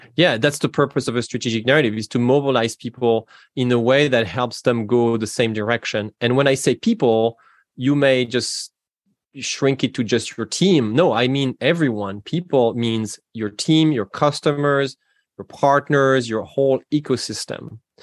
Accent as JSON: {"language": "English", "region": "Normandy", "country": "France", "second_language": "English", "moved": "as an adult", "lives_now": "Seattle, United States", "said": "You can hear from my accent that I'm not from the United States originally. I'm from France. I'm from Normandy, in, in fact"}